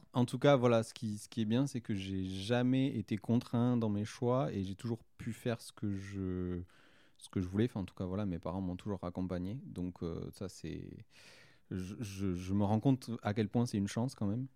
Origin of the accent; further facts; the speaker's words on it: Saint-Gaudens, Occitania, France; j'ai grandi en région toulousaine. En fait, j'ai toujours, je suis toujours resté en région toulousaine. J'y habite toujours aujourd'hui.